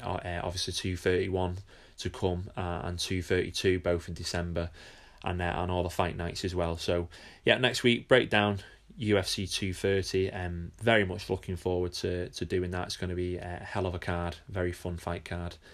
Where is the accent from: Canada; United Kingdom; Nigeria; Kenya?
United Kingdom; being a Brit myself